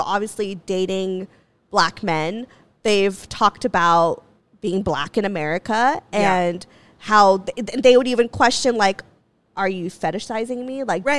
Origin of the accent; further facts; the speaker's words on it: Santa Clarita, California, United States; I grew up in Santa Clarita, which is, yeah, it's mixed. It's a melting pot. But predominantly, it is white as fuck. Yeah. It's very white culture.